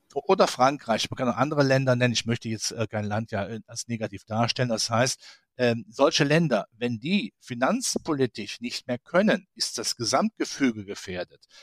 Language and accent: German; Rhineland, Germany; ich als Rheinländer